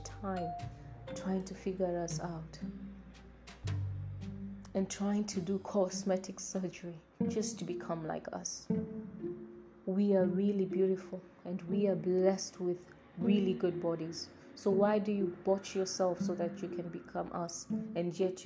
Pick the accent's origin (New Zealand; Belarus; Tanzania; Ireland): Tanzania; I'm from Tanzania.